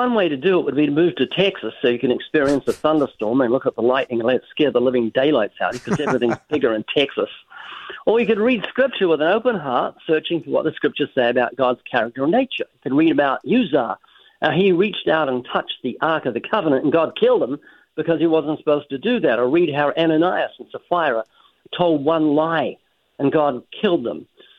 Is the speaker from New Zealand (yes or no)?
yes; New Zealand; now in United States; I'm originally from New Zealand. I've been living in the U.S. for, I think, nearly 34 years. That's why I've almost lost my accent.